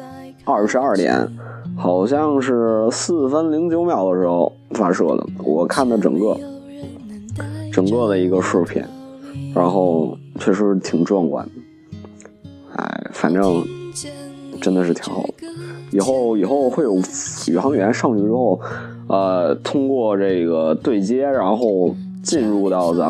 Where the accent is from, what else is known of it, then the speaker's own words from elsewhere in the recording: China; 作为一个中国人的话，还是挺骄傲的